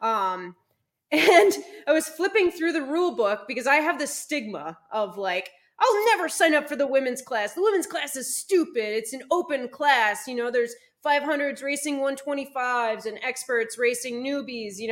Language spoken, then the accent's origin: English; Minnesota, United States; moved away as an adult; now in California, United States; I was born and raised in Minnesota.